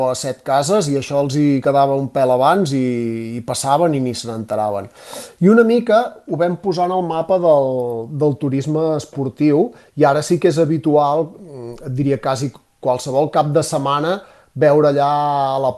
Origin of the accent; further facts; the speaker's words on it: Catalonia, Spain; som catalans